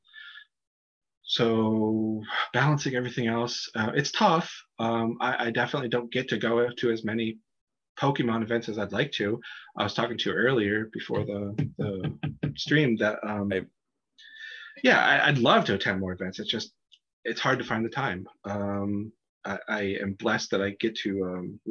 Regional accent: Erie, Pennsylvania, United States; Erie, Pennsylvania, kind of the county I'm near, my hometown

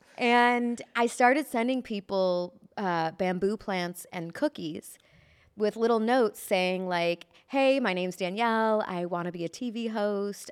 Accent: Chicago, Illinois, United States; moved away as an adult; now in Los Angeles, United States; I moved here from Chicago in twenty thirteen

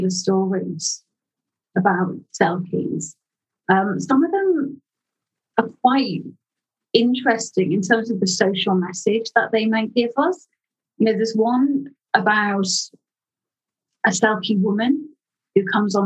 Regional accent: Liverpool, North West England, United Kingdom; I grew up in Liverpool

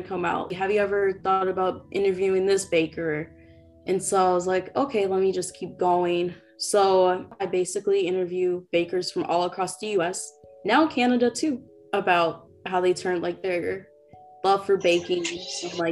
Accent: Minneapolis, Minnesota, United States; also born or lived in North Dakota; I am originally from Minneapolis. So that's where I live

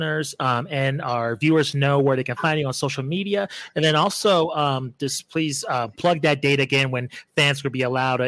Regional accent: Albuquerque, New Mexico, United States; My hometown's Albuquerque, New Mexico

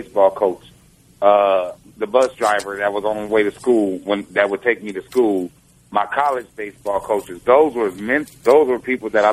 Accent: Detroit, Michigan, United States; growing up in the city of Detroit

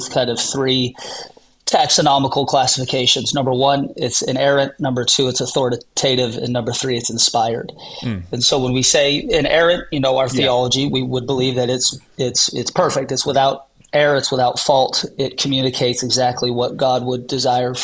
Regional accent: Seattle, Washington, United States; I was born and raised in the Seattle region

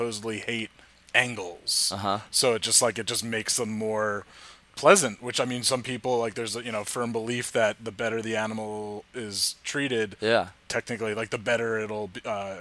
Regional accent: Harrington Park, New Jersey, United States; now in Hudson County, United States; Where I grew up in Harrington Park, I worked at a deli.

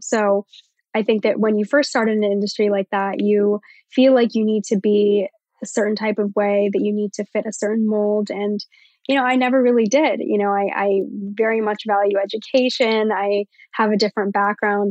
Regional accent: Virginia, United States; I'm from Virginia.

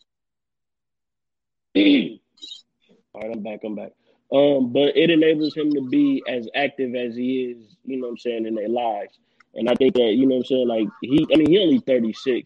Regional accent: United States; accent: country; my country accent

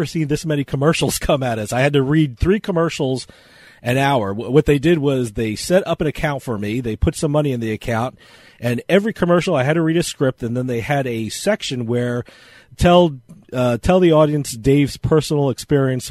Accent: New Jersey, United States; I'm from New Jersey

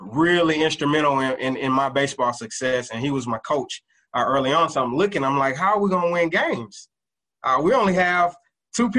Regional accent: College Park, Georgia, United States; I'm originally from Atlanta, Georgia, better known as, I would say, College Park, Georgia, actually. Grew up in a household

